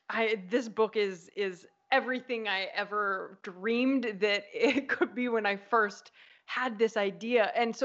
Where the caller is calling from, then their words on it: Apulia, Italy; I am calling from Italy, from southern Italy, from the region of Puglia.